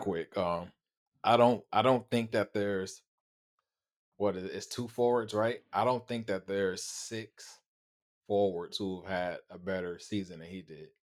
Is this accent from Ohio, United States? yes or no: no; Los Angeles, California, United States; my hometown